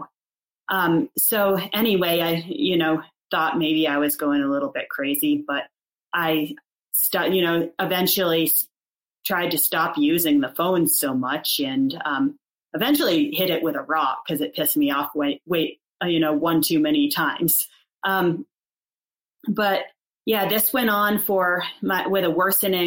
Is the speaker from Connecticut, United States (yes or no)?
yes; Fairfield County, Connecticut, United States; moved away as an adult; also born or lived in Moab, Utah; I come from Fairfield County, Connecticut.